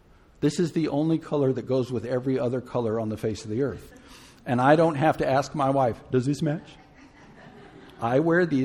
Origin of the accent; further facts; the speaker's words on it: Gulf Coast, United States; I grew up in the Gulf Coast